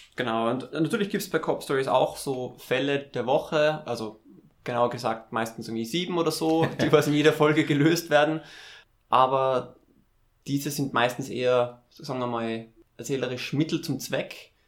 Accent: Tyrol, Austria; ich bin ja aus Tirol, da trinkt man Zipfer

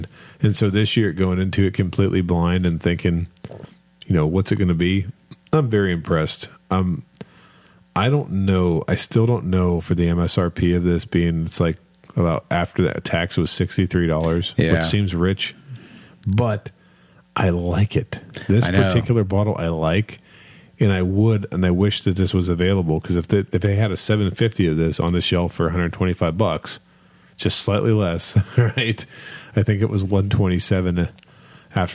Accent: Kentucky, United States; we're from Kentucky

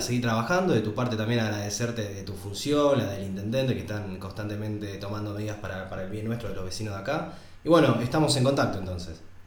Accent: Mar del Plata, Buenos Aires Province, Argentina; yo soy de Mar del Plata

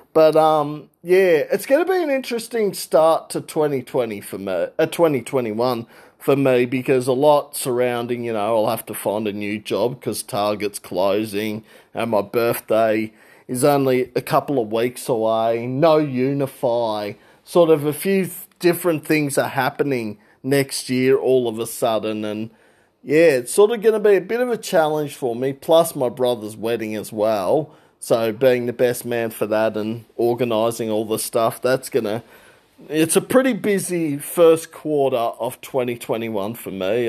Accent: Regional Victoria, Australia; I'm from Regional Victoria

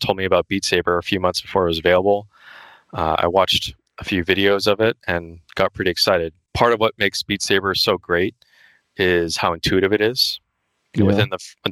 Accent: Honolulu, Hawaii, United States; moved away as an adult; also born or lived in Riverside, California; now in Los Angeles, United States; I grew up in Honolulu, Hawaii, and for college I went to UC Riverside, University of California, Riverside, and now I live in Los Angeles area

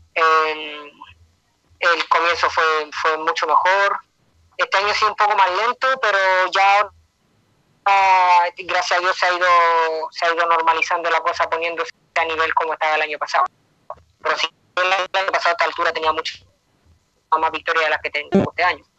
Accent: Chile; moved away as an adult; now in United States; es difícil estar lejos de mi tierra

